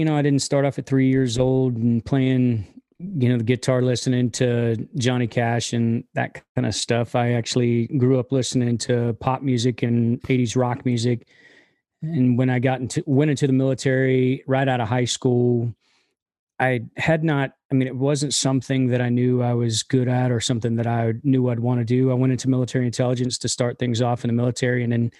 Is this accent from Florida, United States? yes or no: yes; Inverness, Florida, United States; moved away as an adult; also born or lived in Southern Alabama; now in Franklin, United States; Originally, I'm from West Central Florida, about an hour north of hour north of Tampa, a little town called Inverness.